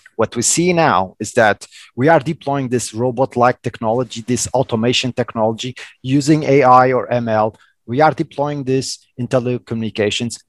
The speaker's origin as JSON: {"language": "English", "region": "Madeira Island", "country": "Portugal", "tie": "born or raised there", "also_born_or_lived": "Lisbon, Portugal", "second_language": "English", "moved": "yes", "said": "I was born in Portugal in Madeira Island"}